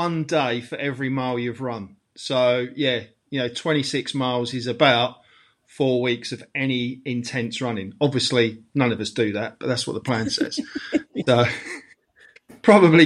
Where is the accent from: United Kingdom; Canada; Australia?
United Kingdom; London; Being a Londoner